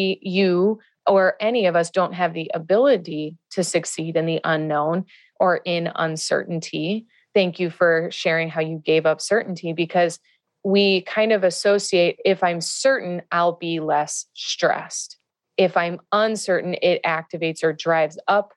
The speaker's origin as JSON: {"language": "English", "region": "Midwest", "country": "United States", "tie": "born or raised there", "moved": "yes", "lives_now": "California, United States", "said": "I grew up in the Midwest"}